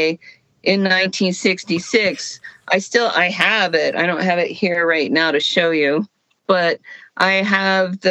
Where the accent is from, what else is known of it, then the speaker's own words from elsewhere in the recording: El Paso, Texas, United States; when I was growing up in El Paso, Texas, in the 60s